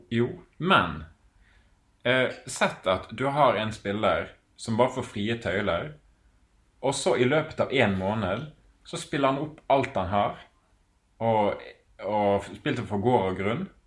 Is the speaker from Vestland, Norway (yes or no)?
yes; Bergen, Vestland, Norway; moved away as an adult; also born or lived in Malta; flytter hjem med flyet. Lander på Flesland med to kofferter